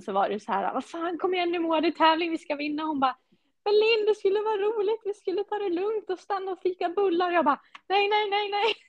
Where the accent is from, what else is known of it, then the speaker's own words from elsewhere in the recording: Tärnaby, Västerbotten County, Sweden; now in Falun, Sweden; jag är från Tärnaby